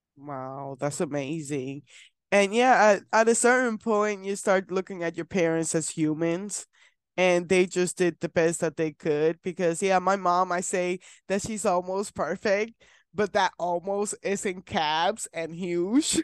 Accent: Puerto Rico; now in Kansas, United States; I'm from Puerto Rico, so my family's in Puerto Rico and I live in Kansas

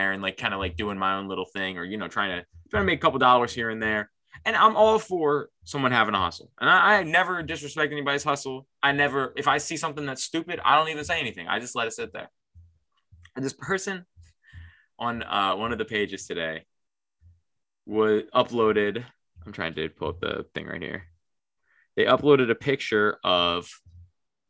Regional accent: Northeast, United States; we're from the Northeast

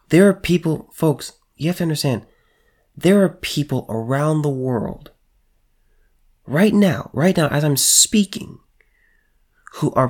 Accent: United States; I'm an American citizen living here in the United States of America.

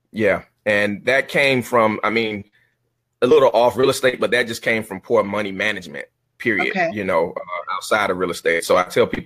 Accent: Miami, Florida, United States; I'm from Miami, born and raised in Miami, Florida

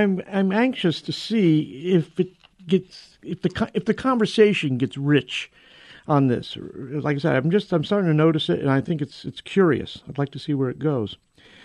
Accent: near New Haven, Connecticut, United States; I grew up in Mamaguin in near New Haven in Connecticut

